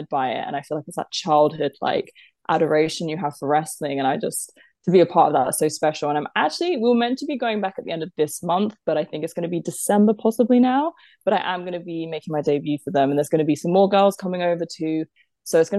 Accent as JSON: {"language": "English", "country": "United Kingdom", "said": "I'm British"}